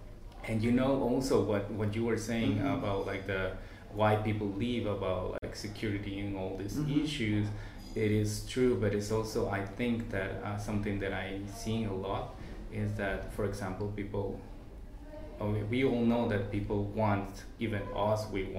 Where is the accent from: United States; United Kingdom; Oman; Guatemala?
Guatemala; because I am from Guatemala.